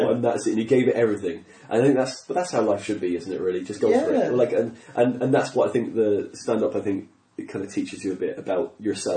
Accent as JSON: {"language": "English", "country": "Ireland", "accent": "Irish", "said": "not an English accent, an Irish accent"}